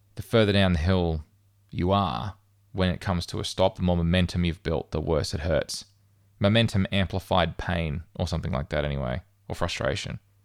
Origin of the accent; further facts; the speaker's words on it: Australia; moved away as an adult; I would return home to Australia